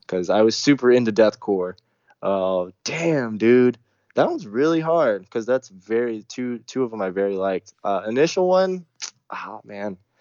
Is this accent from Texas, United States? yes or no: yes; Texas, United States; the South, man. I'm from Texas